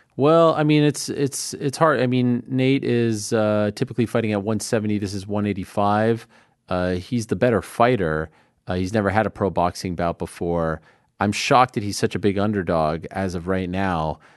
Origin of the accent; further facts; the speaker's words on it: Montreal, Quebec, Canada; I'm from Montreal